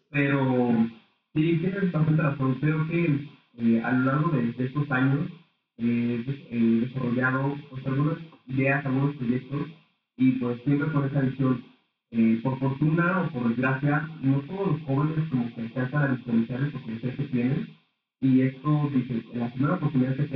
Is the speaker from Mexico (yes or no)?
yes; Aguascalientes, Mexico; aquí en el estado de Aguascalientes